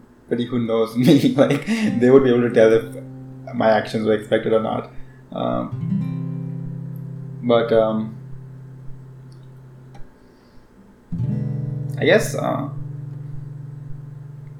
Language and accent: English; India; I'm Indian